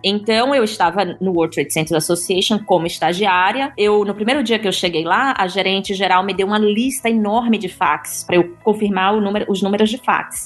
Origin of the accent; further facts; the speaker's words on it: Juazeiro, Bahia, Brazil; moved away; Eu sou do interior da Bahia